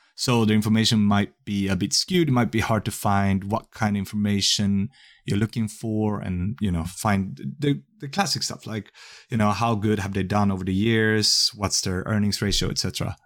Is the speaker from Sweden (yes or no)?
yes; Sweden; also born or lived in Kumamoto, Japan; I grew up mostly in Sweden, I went to elementary school in Japan